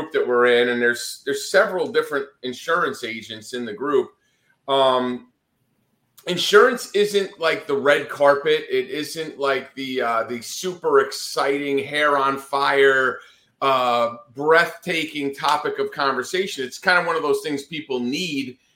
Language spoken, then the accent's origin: English; Northeast, United States; moved away as an adult; also born or lived in Atlanta, Georgia; growing up in the Northeast